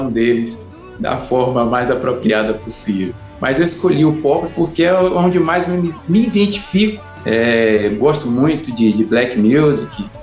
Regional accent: Salvador, Bahia, Brazil; Eu sou de Salvador, Bahia, 39 anos.

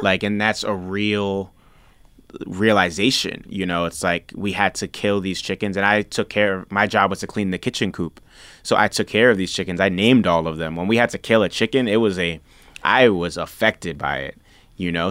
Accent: New York City, New York, United States; also born or lived in Nigeria; I grew up eating in the South Bronx

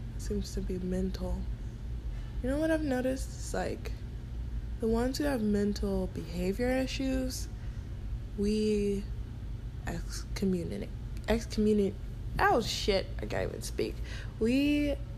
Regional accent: United States; I am American

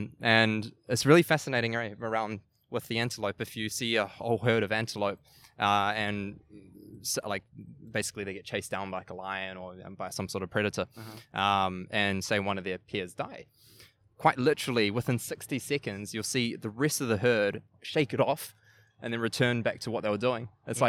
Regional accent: New Zealand; accent: New Zealand; moved away; When I went overseas, I lived in a few different countries. And I held on to my New Zealand accent, yes, but I lost actually quite a bit of it, eh?

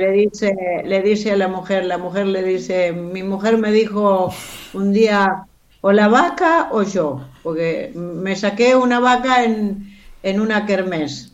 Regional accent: Carlos Tejedor, Buenos Aires Province, Argentina; moved away as an adult; Y yo soy nacida y criada en un pueblito donde el cine era lo

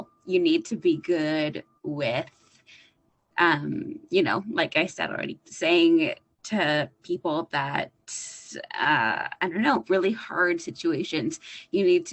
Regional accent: Toronto, Ontario, Canada; I'm a nurse from Toronto, Canada.

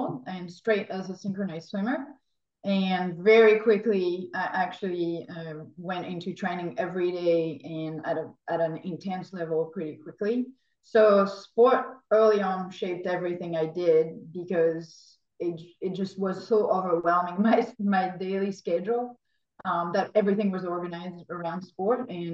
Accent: France; moved away; growing up in France, we're not early morning people.

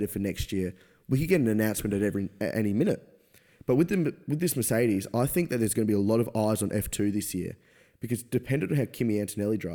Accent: Australia; as an Australian F1 fan

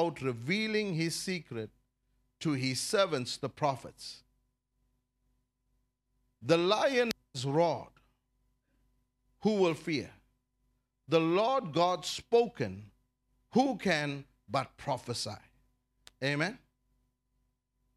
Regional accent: South Africa; I'm a South African citizen. I'm loyal to this country

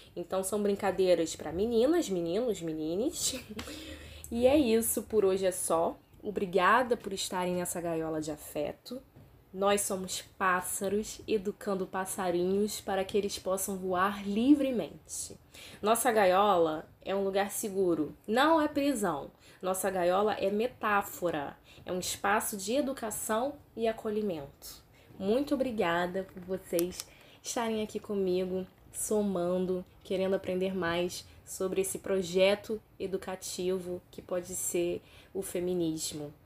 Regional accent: São Pedro da Aldeia, Rio de Janeiro, Brazil; moved away; also born or lived in Cabo Frio; eu sou cabo friense, fui criada em São Pedro Aldeia, alô região dos lagos.

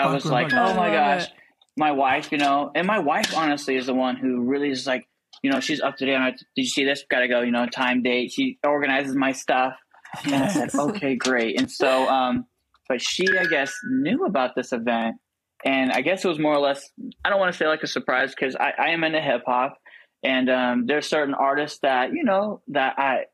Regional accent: Washington, United States; moved away as an adult; now in Celebration, United States; I'm from Washington State

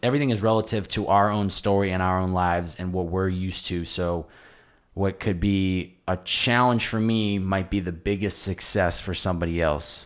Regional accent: Massachusetts, United States; where I grew up in Massachusetts

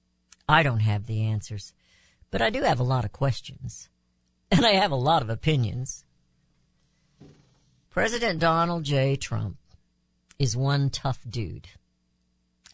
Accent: United States; as American citizens

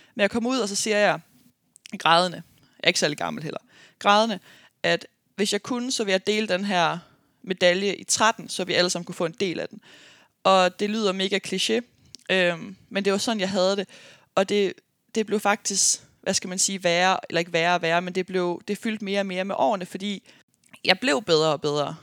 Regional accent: Aarhus, Central Denmark Region, Denmark; moved away as an adult; also born or lived in United States; jeg er fra Aarhus af

